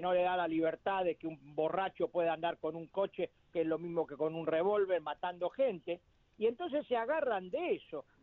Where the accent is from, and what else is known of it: Argentina